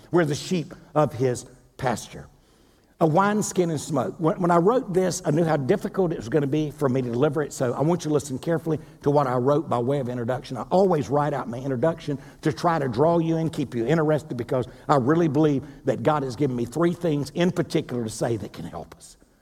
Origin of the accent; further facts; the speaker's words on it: Wilmington, North Carolina, United States; moved away; Wilmington, North Carolina, my hometown